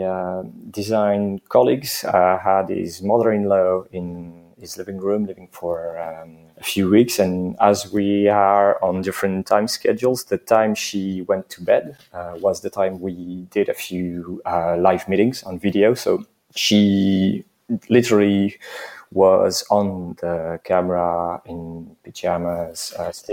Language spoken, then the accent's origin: English; eastern France, France; moved away as an adult; now in Paris, France; I was born and raised in France, but I'm not 100% French